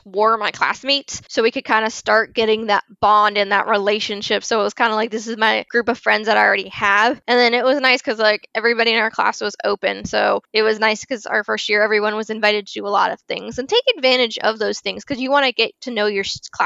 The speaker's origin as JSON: {"language": "English", "region": "Florida", "country": "United States", "tie": "born or raised there", "said": "I am a Floridian. I was born and raised here in Florida"}